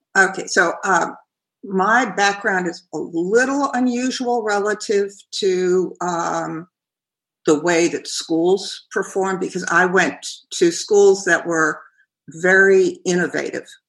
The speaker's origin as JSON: {"language": "English", "region": "New York", "country": "United States", "tie": "born or raised there", "also_born_or_lived": "Ohio", "moved": "as an adult", "lives_now": "Kentucky, United States", "said": "growing up in New York"}